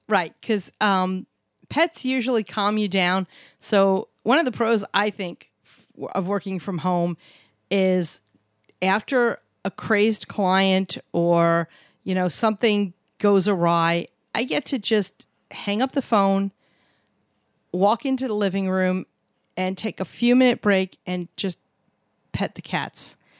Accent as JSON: {"language": "English", "town": "New York City", "region": "New York", "country": "United States", "tie": "born or raised there", "said": "where we grew up in New York City, a lot of doctors"}